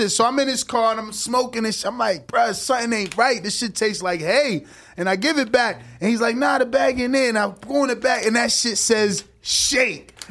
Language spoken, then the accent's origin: English; East Coast, United States; I'm from the East Coast. We call joints L's for